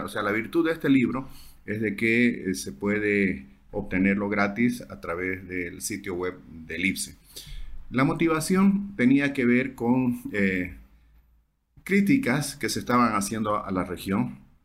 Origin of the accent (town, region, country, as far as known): Santa Cruz, Bolivia